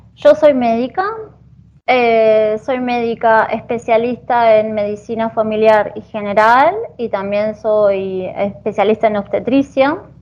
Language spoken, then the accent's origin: Spanish; Argentina; moved away as an adult; now in Italy; yo soy de Argentina